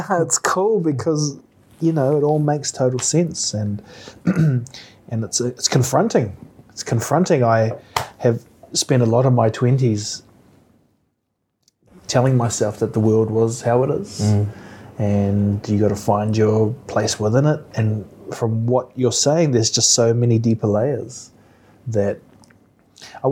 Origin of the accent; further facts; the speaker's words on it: New Zealand; growing up in New Zealand